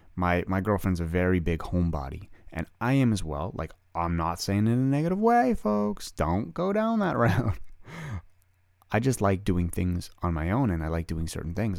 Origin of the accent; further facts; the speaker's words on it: Canada; I'm a Canadian boy, I played hockey